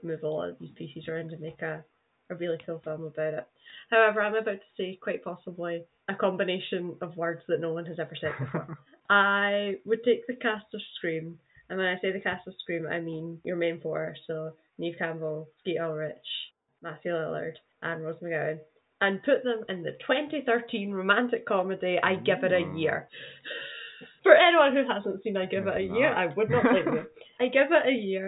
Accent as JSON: {"language": "English", "region": "Scotland", "country": "United Kingdom", "said": "As a Scot"}